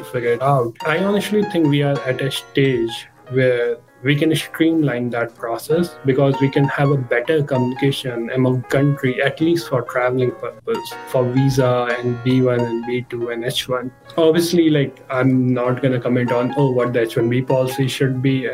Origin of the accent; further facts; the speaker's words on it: Lucknow, Uttar Pradesh, India; moved away as an adult; also born or lived in New York / Bay Area; I'm from India. Lucknow is the northern part of the India